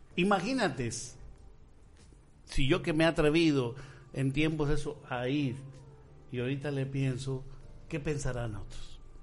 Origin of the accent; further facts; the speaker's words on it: Michoacán, Mexico; nuestro estado